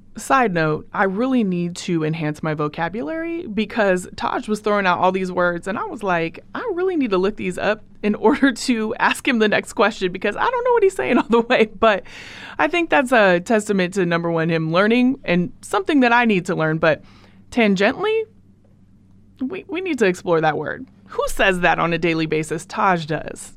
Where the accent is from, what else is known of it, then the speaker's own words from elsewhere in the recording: Portland, Oregon, United States; moved away as an adult; now in Oakland, United States; I'm from Portland, Oregon, and Portland raised me, Oakland made me who I am